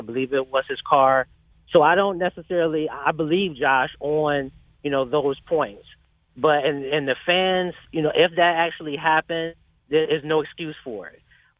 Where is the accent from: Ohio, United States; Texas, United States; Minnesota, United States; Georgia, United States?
Ohio, United States; Cleveland; I'm from Cleveland, born and raised. I love it here. But Cleveland can be a very difficult city.